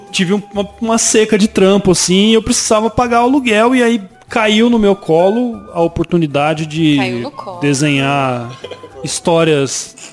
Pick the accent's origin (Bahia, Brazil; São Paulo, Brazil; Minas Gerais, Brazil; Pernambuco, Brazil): São Paulo, Brazil; Araçatuba; Sou de Araçatuba. Pinto Grande, Araçatuba.